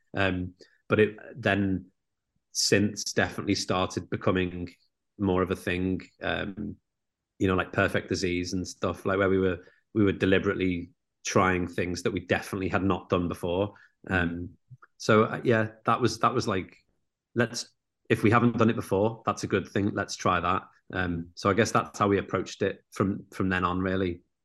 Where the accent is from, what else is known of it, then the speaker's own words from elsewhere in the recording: Liverpool, North West England, United Kingdom; me and Murph growing up in Liverpool